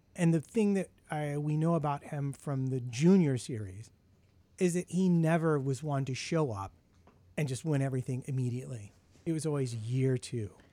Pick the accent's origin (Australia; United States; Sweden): United States; being an American